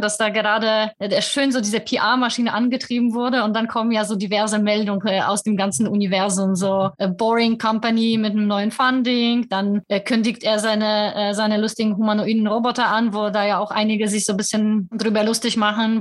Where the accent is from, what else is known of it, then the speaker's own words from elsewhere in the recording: Poland; moved away; ich vielleicht als Polin